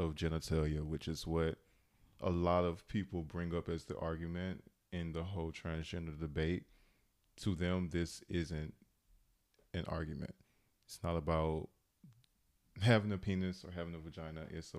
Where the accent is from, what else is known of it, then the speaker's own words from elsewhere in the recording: the South, United States; I'm from the South, and it's like, it's not as progressive as other states.